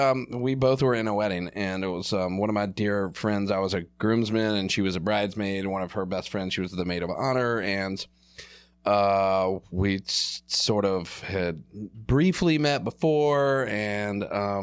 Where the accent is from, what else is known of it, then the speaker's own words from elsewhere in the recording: Charlotte, North Carolina, United States; I'm from Charlotte, born and raised.